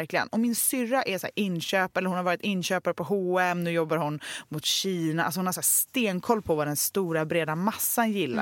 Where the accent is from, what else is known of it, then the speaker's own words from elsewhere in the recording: Gothenburg, Västra Götaland, Sweden; jag är ju uppvuxen i Göteborg med två ja. konstnärer till föräldrar